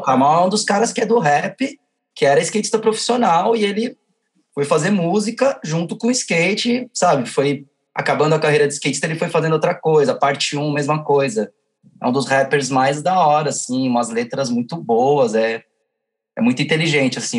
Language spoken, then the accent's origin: Portuguese; São Paulo, Brazil; sou da Zona Norte